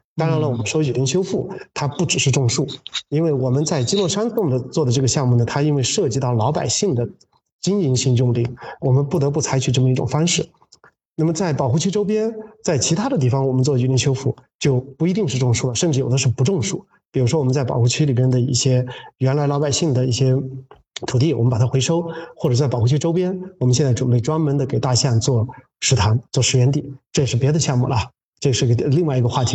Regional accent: Yunnan, China; moved away; 我是个嗯。云南人，但从外面回来的

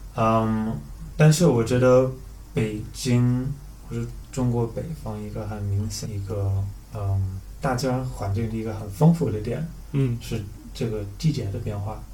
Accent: Northern Ireland, United Kingdom; Chinese is a second language; moved away as an adult; also born or lived in Scotland; now in China; 我在北爱尔兰长大嗯。然后大学的时候我去了苏格兰

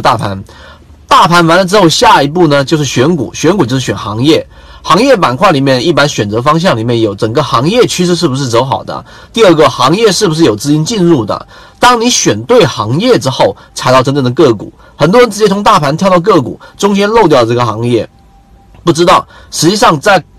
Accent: China; 我们中国人

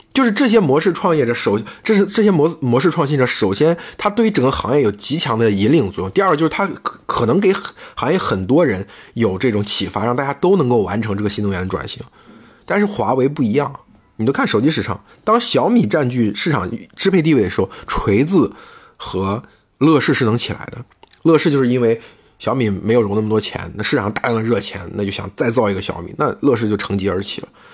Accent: China; 我们中国人

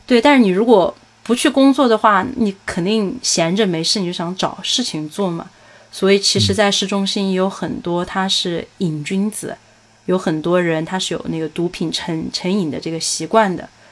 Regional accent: Sichuan, China; accent: Sichuanese; now in Dublin, Ireland; 我就很想说四川话

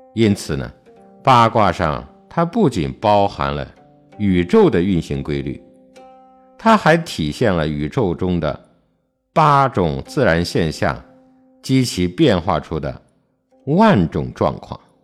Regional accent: China; 身为中国人

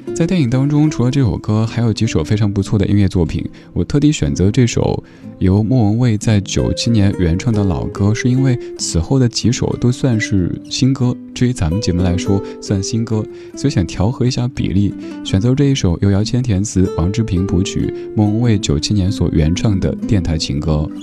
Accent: Chengdu, Sichuan, China; 去我的家乡走一走。作为一个成都人，今年才第一次去重庆。

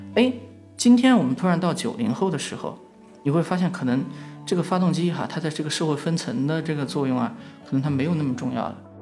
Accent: western China, China; moved away as an adult; now in Beijing, China; 我是一个从西部来的小镇青年

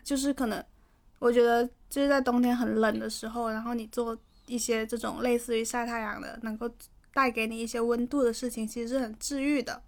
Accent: Guangdong, China; 这里是气温二十一度的广州冬日分会场

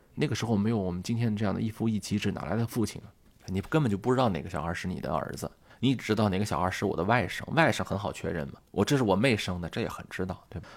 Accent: Shanxi, China; 我的家乡啊，山西

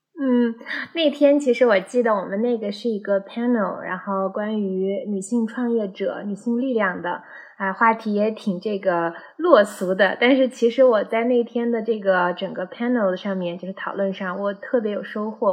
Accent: Xinjiang, China; now in Chengdu, China; 我是小时候一直在新疆出生长嗯。大

